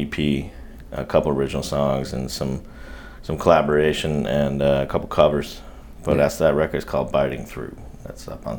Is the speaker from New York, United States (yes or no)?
yes; Saratoga Springs, New York, United States; moved away; I grew up in upstate New York, a little town called Saratoga Springs, New York.